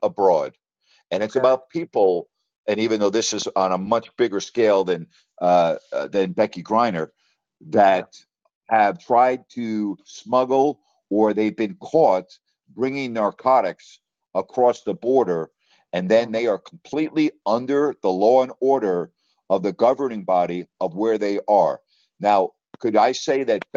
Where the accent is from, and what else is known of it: United States